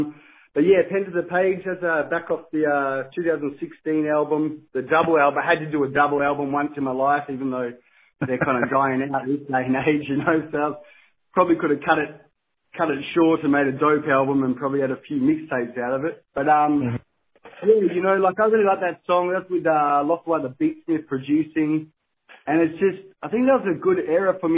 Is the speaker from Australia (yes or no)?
yes; Rockingham, Western Australia, Australia; I'm representing Rockingham on the west coast near Perth City.